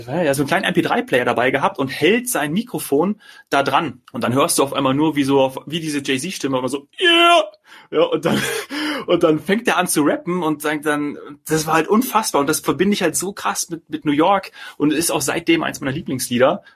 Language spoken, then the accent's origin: German; Germany; ich irgendwie der einzige Deutsche